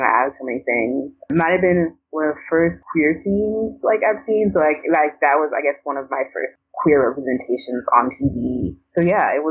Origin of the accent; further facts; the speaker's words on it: Hartford, Connecticut, United States; now in Boston, United States; I grew up in Hartford, Connecticut